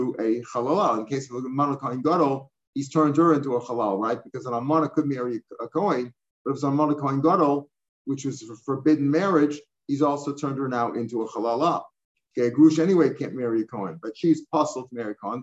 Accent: St. Louis, Missouri, United States; when I grew up in St. Louis, almost all the Orthodox shuls, the parking lots were packed on Shabbos

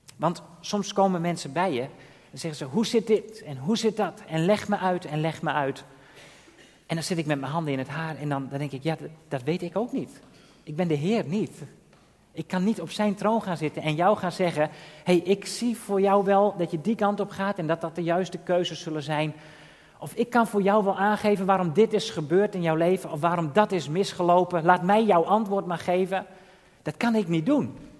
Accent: Drachten, Friesland, Netherlands; moved away as an adult; also born or lived in Texel / The Hague / Kampen; ik kom uit Drachten. Ben daar geboren en getogen

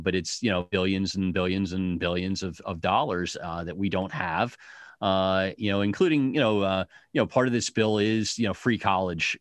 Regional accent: United States; now in Detroit, United States; we as Americans are, are hectic, busy

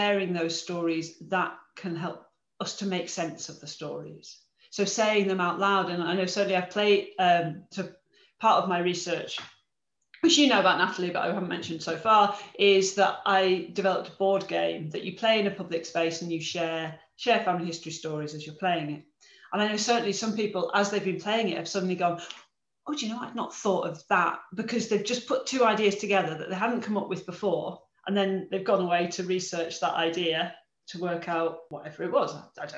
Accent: Carlisle, North West England, United Kingdom; I was born in Carlisle and I didn't realize, but neither of my parents were

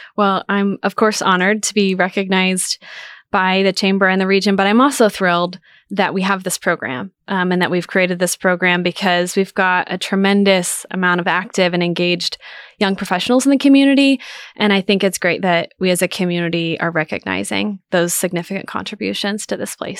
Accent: near Wichita, Kansas, United States; moved away as an adult; now in Manhattan, United States; I am originally from College, which is just, uh, outside of the Wichita Metro.

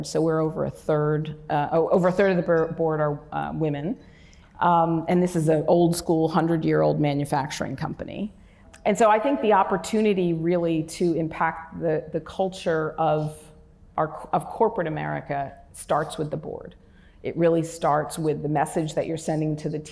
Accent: Newburgh, New York, United States; my hometown, which is Newburgh, New York, which is a very economically depressed area

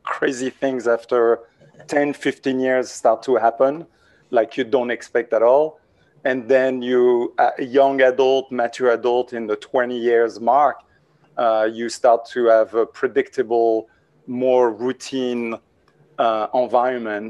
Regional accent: France; English is a second language; moved away as an adult; also born or lived in Washington, D.C., United States; now in New York City, United States; I'm from France

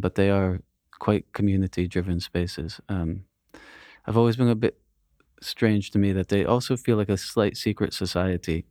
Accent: United States; I grew up near New York City

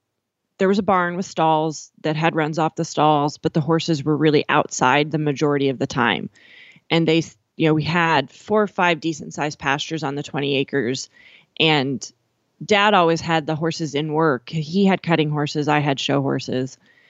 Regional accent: Miles City, Montana, United States; And it was 20 acres outside of Miles City, Montana.

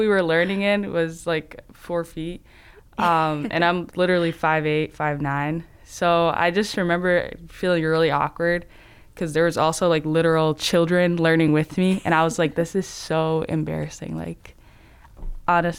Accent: near Minneapolis, Minnesota, United States; when I was growing up, I lived near Minneapolis

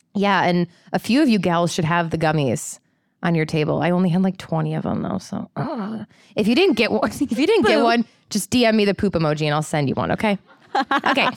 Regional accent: Midwest, United States; moved away; I'm from the Midwest.

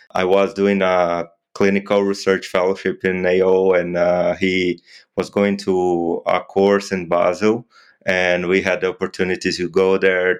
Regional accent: Brazil; I'm an orthopedic trauma surgeon from Brazil. I practice in Londrina

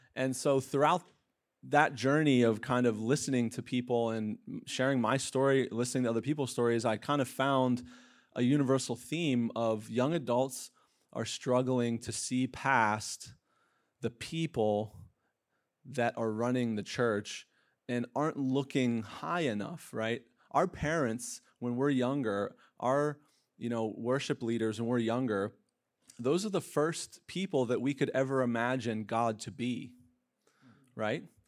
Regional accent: Pennsylvania, United States; moved away; I'm from Pennsylvania

